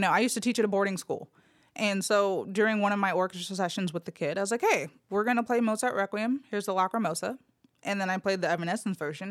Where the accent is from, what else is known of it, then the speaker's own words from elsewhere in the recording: Los Angeles, California, United States; now in Memphis, United States; I was born and raised in L A, Los Angeles, California